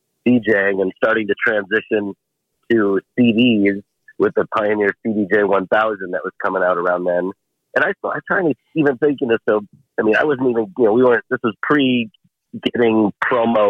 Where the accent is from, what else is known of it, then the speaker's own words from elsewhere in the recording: Chicago, Illinois, United States; growing up in Chicago was like, you know, sort of a DJ culture town in that era.